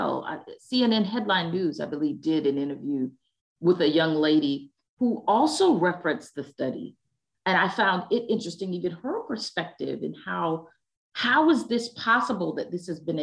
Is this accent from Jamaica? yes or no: yes; Jamaica; our country, Jamaica land we love